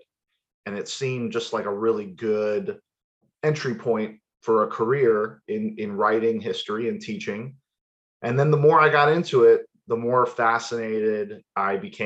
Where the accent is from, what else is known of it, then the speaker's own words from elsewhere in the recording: Miami, Florida, United States; I was born and raised in Miami